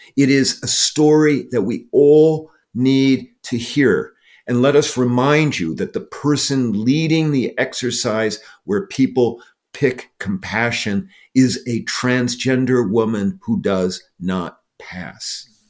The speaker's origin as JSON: {"language": "English", "region": "Iowa", "country": "United States", "tie": "born or raised there", "said": "I grew up in Iowa"}